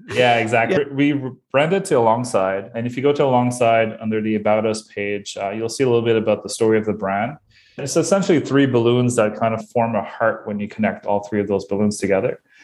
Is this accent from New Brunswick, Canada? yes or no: yes; Bathurst, New Brunswick, Canada; now in Moncton, Canada; I am originally from Bathurst, New Brunswick, which is even a smaller place.